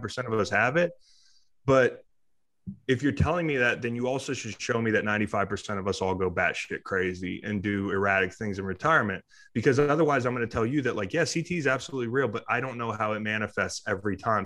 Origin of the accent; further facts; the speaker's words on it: Charlottesville, Virginia, United States; I grew up in Charlottesville. I moved back to Charlottesville.